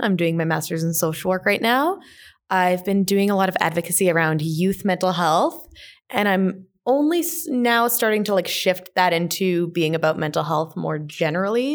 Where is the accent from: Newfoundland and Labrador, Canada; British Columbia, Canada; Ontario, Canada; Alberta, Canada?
Alberta, Canada; Whitecourt; I grew up in a very small town in Northern Alberta, um, so a little town called Whitecourt